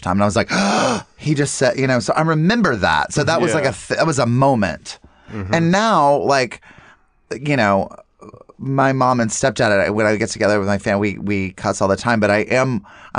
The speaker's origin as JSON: {"language": "English", "region": "North Carolina", "country": "United States", "tie": "born or raised there", "said": "growing up in North Carolina"}